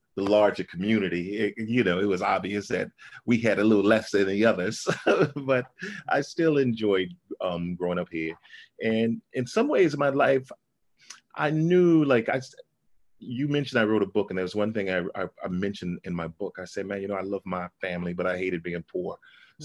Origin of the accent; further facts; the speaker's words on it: New Orleans, Louisiana, United States; I grew up in a part of New Orleans called Pigeon Town